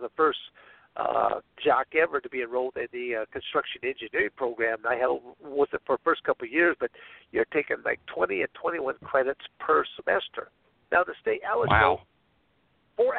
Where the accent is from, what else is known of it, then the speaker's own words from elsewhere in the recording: Michigan, United States; moved away as an adult; also born or lived in Arizona; I was born and raised in Michigan